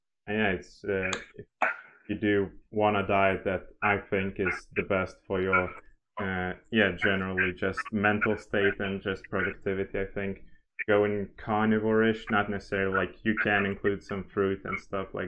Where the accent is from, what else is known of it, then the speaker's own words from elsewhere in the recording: Lithuania; first language Lithuanian; English is a second language; native Lithuanian and English